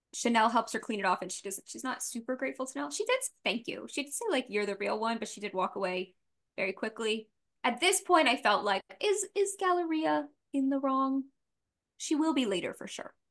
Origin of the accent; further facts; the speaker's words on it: the South, United States; I'm from the South